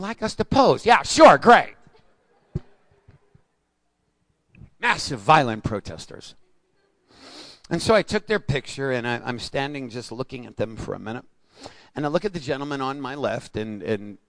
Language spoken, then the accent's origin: English; New York, United States; I'm a New Yorker